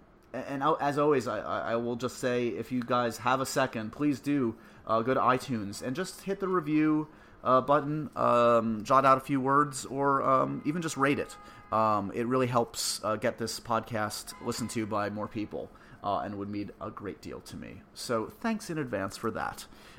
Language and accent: English; New York, United States; I grew up on the Upper West Side. The mean streets of the Upper West Side, West 70th Street.